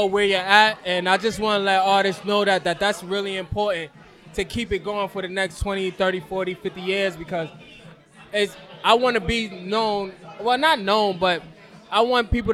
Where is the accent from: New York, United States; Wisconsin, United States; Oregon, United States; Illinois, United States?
New York, United States; I'm from East New York